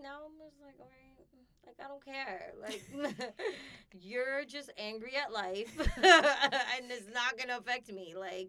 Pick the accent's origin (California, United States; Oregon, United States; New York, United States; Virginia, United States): New York, United States; well, I'm from New York. This is how we are.